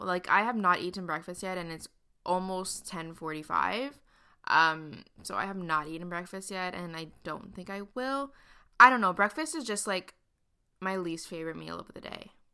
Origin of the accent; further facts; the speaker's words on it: Montreal, Quebec, Canada; I grew up in Montreal, Canada, and I still live here